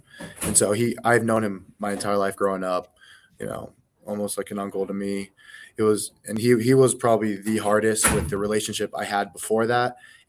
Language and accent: English; Colorado, United States; that's a big reason why I'm still from Colorado and love Colorado.